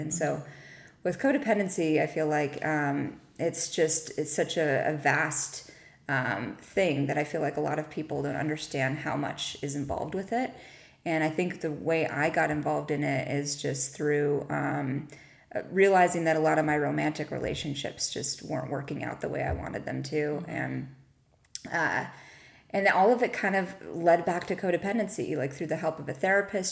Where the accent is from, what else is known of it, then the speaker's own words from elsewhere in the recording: Whittier, California, United States; I am originally from Whittier